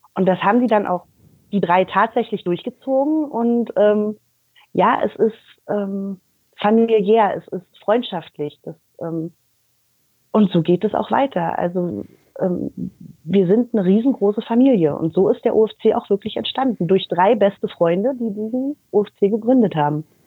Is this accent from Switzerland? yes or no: no; Berlin, Germany; moved away as an adult; now in Düren, Germany; ich bin in Berlin geboren. Ich habe 21 Jahre in Berlin gelebt und bin mit Hertha aufgewachsen